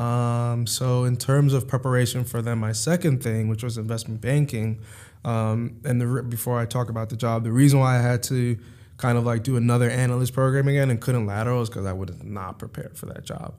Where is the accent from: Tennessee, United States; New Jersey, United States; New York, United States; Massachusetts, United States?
New York, United States; New York City; also born or lived in Hewlett, Long Island, New York; I'm originally from Harlem, New York. I uh, moved out of Harlem when I was like or Spanish Harlem, if you want to get particular. Uh, but moved out when I was like 11 or so. Um, and moved to Long Island